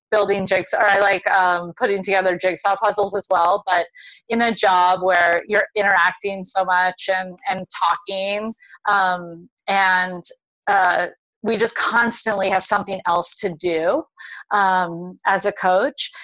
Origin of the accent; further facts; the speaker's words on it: Honolulu, Hawaii, United States; moved away; I grew up in Honolulu, so right in Oahu, right near the university.